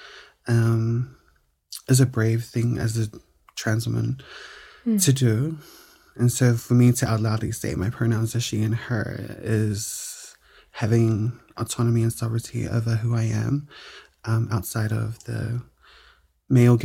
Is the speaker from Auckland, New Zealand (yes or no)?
yes; Auckland, New Zealand; born and raised in beautiful South Auckland.